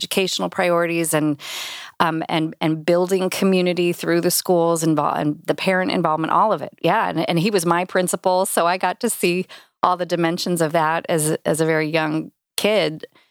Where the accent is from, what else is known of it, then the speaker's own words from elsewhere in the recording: Indianapolis, Indiana, United States; also born or lived in Cincinnati / Carmel, Indiana; Indy's my hometown. This is, this is where I grew up